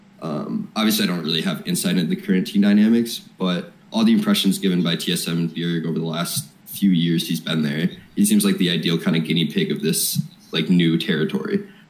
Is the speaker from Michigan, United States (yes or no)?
yes; Michigan, United States; accent: Midwestern; now in Freiburg, Germany; It's Midwestern, I guess. I'm from Michigan.